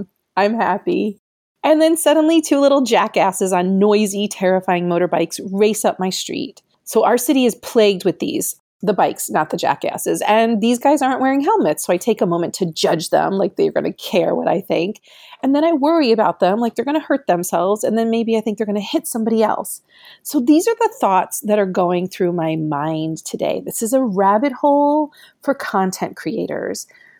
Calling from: Syracuse, New York, United States; So remember that I come to you from Syracuse, New York, which is in the middle of the state, considered upstate New York

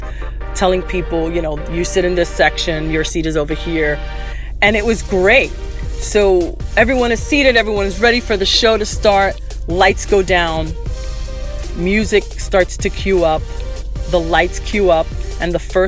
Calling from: Miami, Florida, United States; I'm calling from Miami

